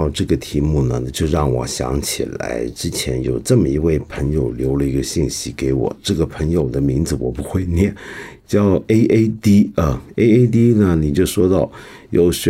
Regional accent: China; 对我们中国人来讲，才特别的受用，你说是不是？

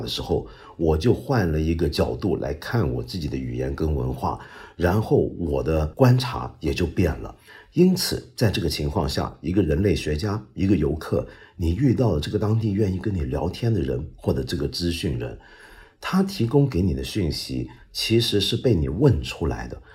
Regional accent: Guangdong, China; 我们广东人说话

